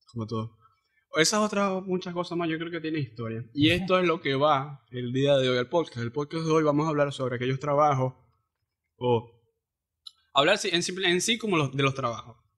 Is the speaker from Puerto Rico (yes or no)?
no; Cabimas, Zulia, Venezuela; now in Maracaibo, Venezuela; yo soy de Cabima, yo, el, trabajo me salió aquí y aquí estoy